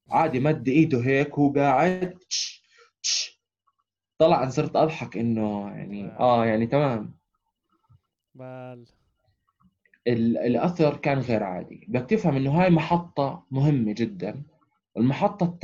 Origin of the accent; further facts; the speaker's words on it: Amman, Amman Governorate, Jordan; احنا اجينا من عمان الناس الوحيدين طبعا من الميدل ايست احنا